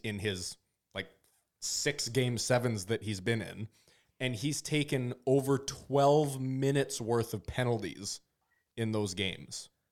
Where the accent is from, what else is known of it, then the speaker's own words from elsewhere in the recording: Canada; I'm a Canadian